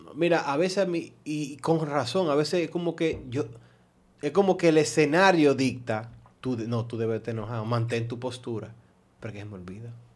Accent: Santo Domingo Este, Distrito Nacional, Dominican Republic; Yo siempre me crié en, en Alma Rosa Primera

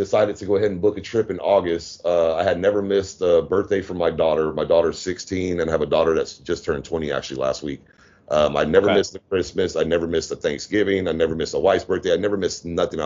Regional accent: Louisiana, United States; also born or lived in Sacramento, California; now in Pattaya, Thailand; being from Louisiana, I was born in Louisiana

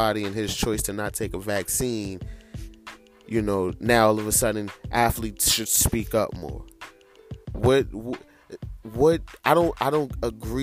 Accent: United States; as an American

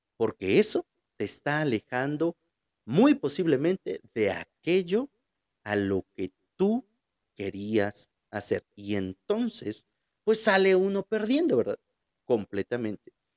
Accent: Huajuapan de León, Oaxaca, Mexico; de Guajuapan, de mi ciudad

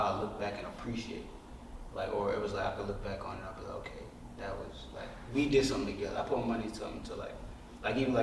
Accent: Charleston, South Carolina, United States; growing up in the South, ain't really, especially in Charleston, South Carolina, ain't much really out there

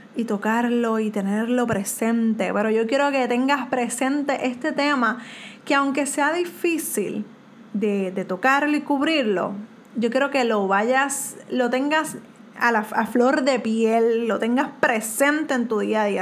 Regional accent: Puerto Rico; soy de Puerto Rico

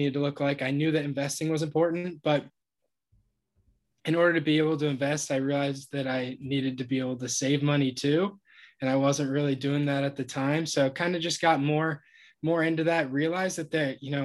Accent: Ohio, United States; moved away; I'm from Ohio originally, went to Ohio University, studied business.

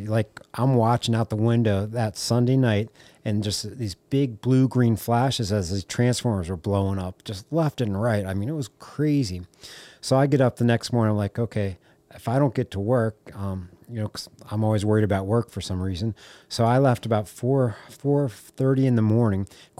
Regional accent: Rockville, Maryland, United States; So I grew up in Rockville, Montgomery County, side of DC.

